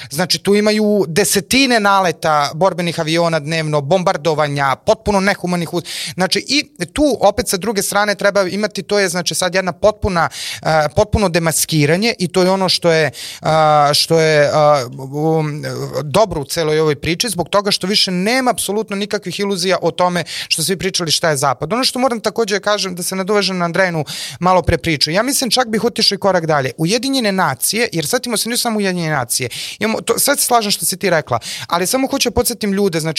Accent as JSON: {"language": "Croatian", "country": "Serbia", "said": "mi kao Srbi"}